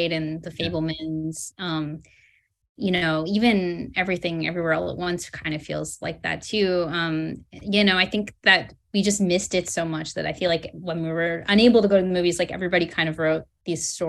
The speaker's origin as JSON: {"language": "English", "town": "Burlington", "region": "Ontario", "country": "Canada", "tie": "born or raised there", "said": "I grew up in Burlington, Ontario"}